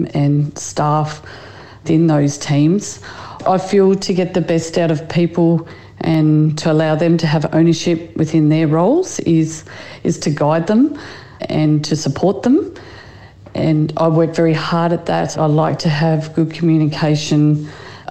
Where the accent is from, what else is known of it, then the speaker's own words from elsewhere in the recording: New South Wales, Australia; I grew up in New South Wales.